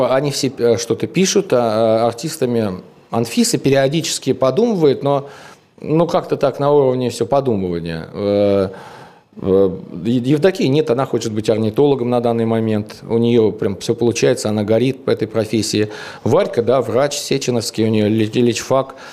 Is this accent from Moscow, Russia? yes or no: yes; Tushino, Moscow, Russia; мы из Тушина